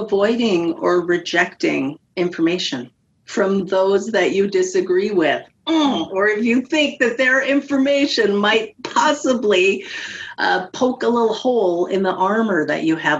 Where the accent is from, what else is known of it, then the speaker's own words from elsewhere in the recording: Canada; I'm Canadian